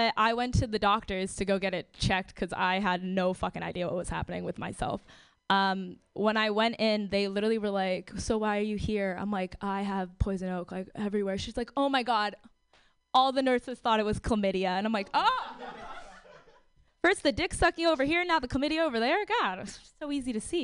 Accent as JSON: {"language": "English", "town": "San Francisco", "region": "California", "country": "United States", "tie": "born or raised there", "said": "I'm born and raised in San Francisco"}